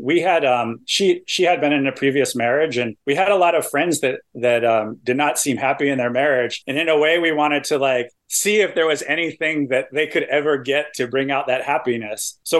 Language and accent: English; East Coast, United States; I'm from the East Coast, so I appreciate that reference. Like my town is like known for lobster.